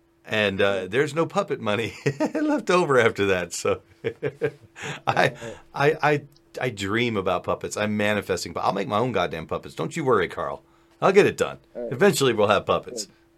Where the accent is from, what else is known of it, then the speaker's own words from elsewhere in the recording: Afghanistan; You see, I'm somewhere in between because I am Afghani.